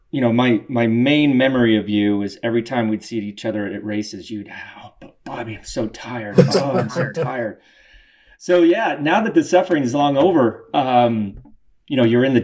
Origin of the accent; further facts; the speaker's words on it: Colorado, United States; moved away; my home state of Colorado